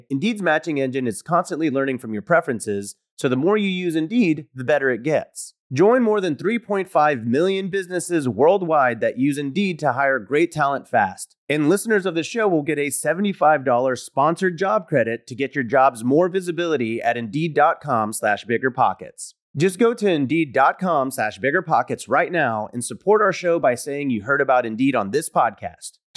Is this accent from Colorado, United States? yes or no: no; Los Angeles, California, United States; I'm from Los Angeles, California. I'm 19 years old